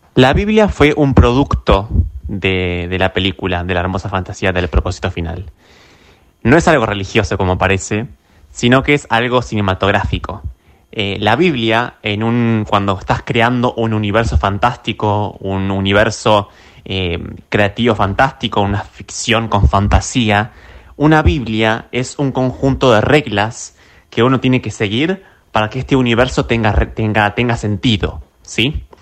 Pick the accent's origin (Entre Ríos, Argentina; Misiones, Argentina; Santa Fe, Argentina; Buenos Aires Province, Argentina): Buenos Aires Province, Argentina; Carmen de Patagones; yo tengo mi, conjunto de recuerdos negativos aquí en Patagones, especialmente en la secundaria